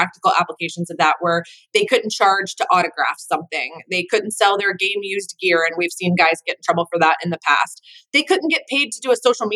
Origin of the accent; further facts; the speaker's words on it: Atlanta, Georgia, United States; I grew up in Atlanta